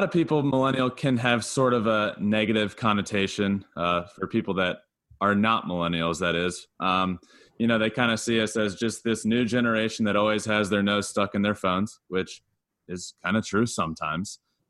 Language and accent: English; Richmond, Virginia, United States; I grew up in Richmond, Virginia, and went to college at Old Dominion University, where I played baseball for 3 years.